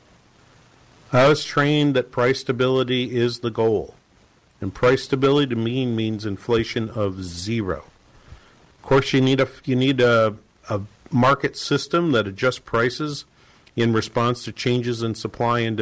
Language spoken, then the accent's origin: English; New England, United States; moved away; I'm from New England, and Boston Logan Airport has always been the airport that I go to.